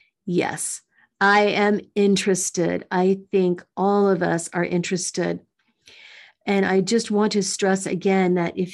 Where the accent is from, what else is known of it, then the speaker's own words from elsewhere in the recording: Missouri, United States; happened in my home state of Missouri.